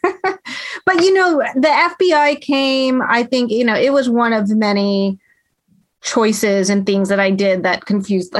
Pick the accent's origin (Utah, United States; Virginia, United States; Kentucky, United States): Virginia, United States; Hampton; where I grew up in Hampton, Virginia, I was the only Indian in my school